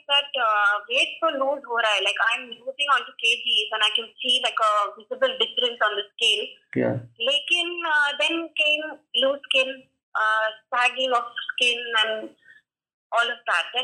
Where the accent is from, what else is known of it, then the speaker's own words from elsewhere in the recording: Pune, Maharashtra, India; I'm from Pune.